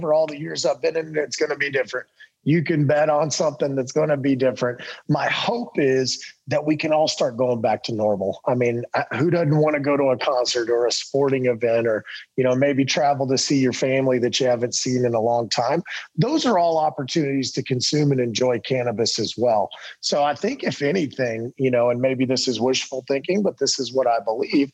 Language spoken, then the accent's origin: English; Texas, United States; moved away; I'm from Texas